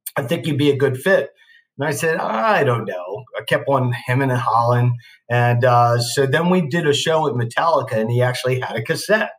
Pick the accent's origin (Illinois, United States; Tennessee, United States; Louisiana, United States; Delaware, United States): Delaware, United States; Newark; drove back to my hometown of Newark, Delaware